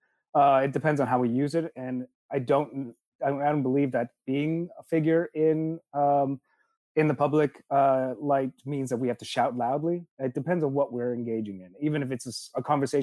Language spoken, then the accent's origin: English; Saint John, New Brunswick, Canada; also born or lived in Taiwan; I was born in Taiwan and I left when I was five. So I, you know, ostensibly grew up in Canada and grew up in a place called St. John, New Brunswick.